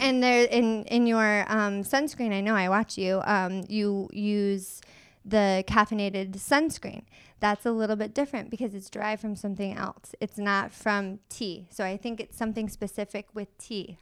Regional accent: Michigan, United States; now in San Diego, United States; I'm originally from Michigan

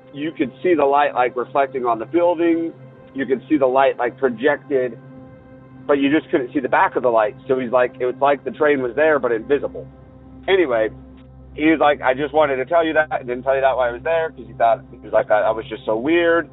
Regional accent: Northern Utah, United States; I'm from Northern Utah. To try to give you a little bit of a pinpoint, the university that is in my hometown is very old

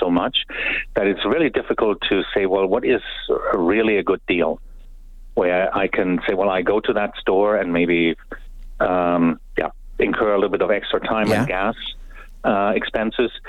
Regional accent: Germany; now in Canada; I'm from Germany

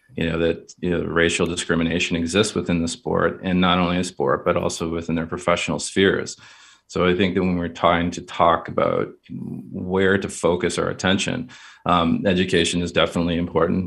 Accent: Kingston, Ontario, Canada; I grew up in Kingston, Ontario.

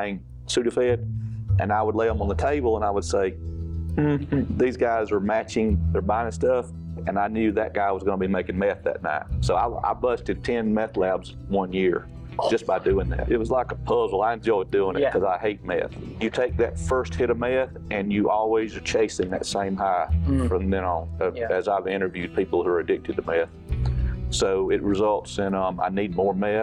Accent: Oconee County, South Carolina, United States; I was born and raised in Oconee

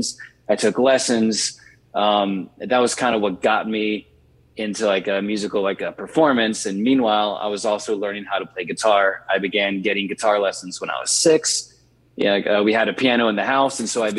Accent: Richmond, Virginia, United States; now in Nashville, United States; I grew up in Richmond, Virginia, and I spent the initial half of my childhood in the inner city.

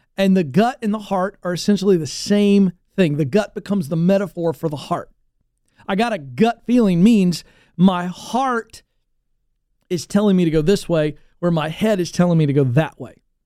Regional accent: Virginia Beach, Virginia, United States; I grew up in Virginia Beach area, uh, the Tidewater, coastal area of Virginia

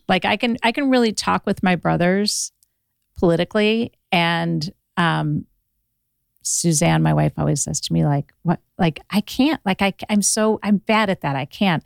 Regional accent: Ohio, United States; now in Los Angeles, United States; I'm from Ohio originally

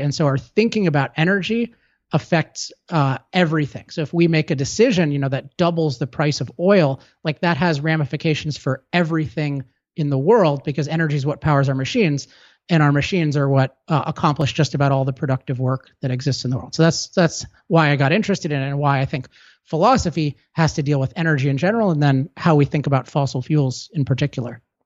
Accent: California, United States; I'm from California

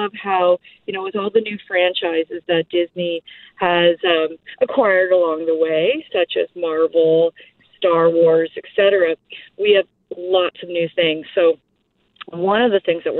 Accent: Canada; being Canadian

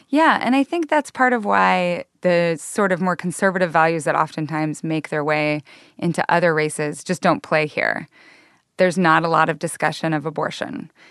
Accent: Northern Idaho, United States; moved away; I'm from Northern Idaho

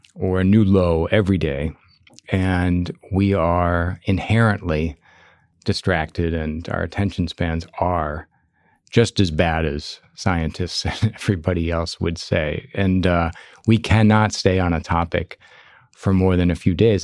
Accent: Chicago, Illinois, United States; when I was growing up in Chicago

